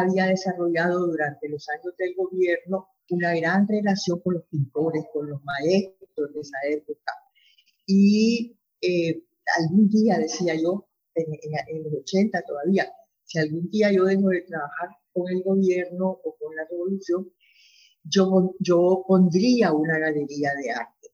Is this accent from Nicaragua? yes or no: yes; Masaya, Nicaragua; moved away as an adult; Yo viví en Masaya porque yo nací en Masaya, yo, yo, me, yo me crié en Masaya